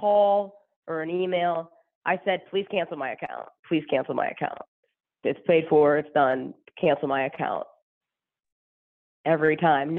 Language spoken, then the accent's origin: English; Pittsburgh, Pennsylvania, United States; I'm from Pittsburgh